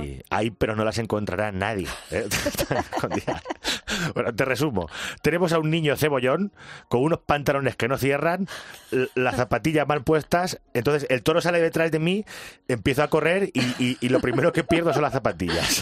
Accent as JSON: {"language": "Spanish", "town": "Picón", "region": "Castilla-La Mancha", "country": "Spain", "tie": "born or raised there", "said": "fue en la misa del gallo de Picón, en mi pueblo"}